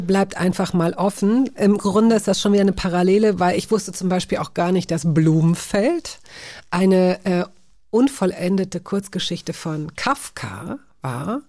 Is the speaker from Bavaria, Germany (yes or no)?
no; Hanover, Lower Saxony, Germany; ich komme selbst aus Hannover